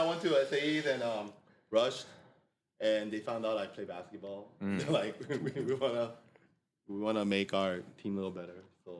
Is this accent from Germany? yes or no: no; Orange, California, United States; I grew up in Orange County, but I was like city of Orange.